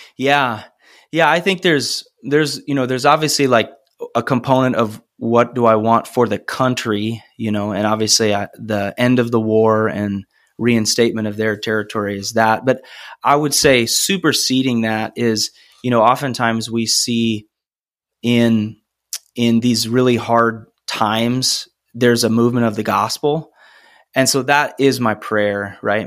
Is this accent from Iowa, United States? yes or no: yes; Cedar Rapids, Iowa, United States; also born or lived in Ames, Iowa; I grew up in Cedar Rapids